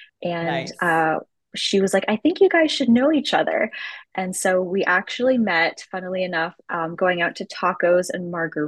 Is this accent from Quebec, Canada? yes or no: no; Edmonton, Alberta, Canada; now in Kansas City, United States; I'm from Edmonton, Alberta.